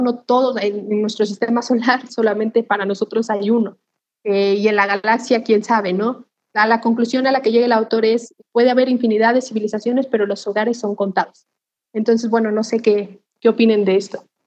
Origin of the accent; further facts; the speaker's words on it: Mexico; nosotros como mexicanos